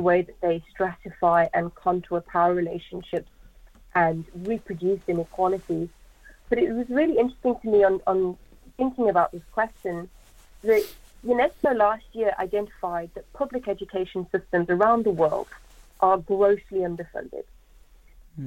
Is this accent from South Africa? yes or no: yes; South Africa; now in United Kingdom; I'm from South Africa